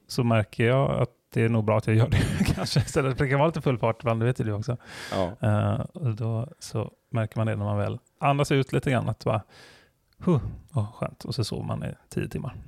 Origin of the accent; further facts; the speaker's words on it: Bohuslän, Västra Götaland, Sweden; jag är från Bohuslän och öarna där folk iar och sånt